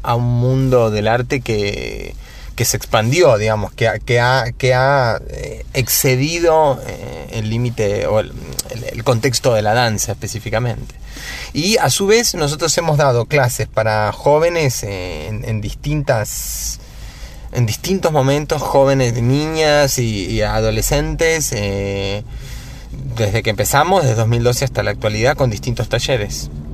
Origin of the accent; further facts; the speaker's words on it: Neuquén, Argentina; also born or lived in Cipolletti, Río Negro; now in Buenos Aires, Argentina; Vengo de Neuquén, nací en Chipoleti, pero viví en Neuquén toda mi adolescencia